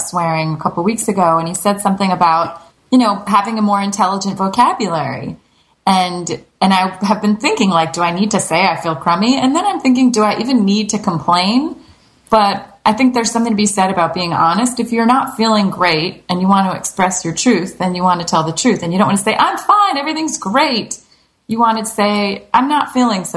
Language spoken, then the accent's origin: English; New Jersey, United States; I'm from New Jersey. My parents are both from New York